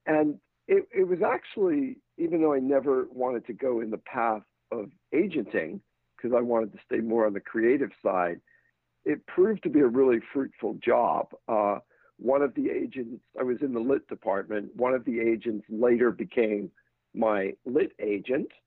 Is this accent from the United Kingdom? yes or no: yes; London, United Kingdom; moved away as an adult; now in United States; I had a couple of years in the States, but I uh, essentially I grew up in London moved out here at 18 to go to UCLA.